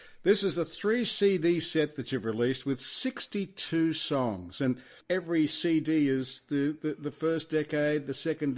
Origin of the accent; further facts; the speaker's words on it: Roma, Queensland, Australia; I grew up in Roma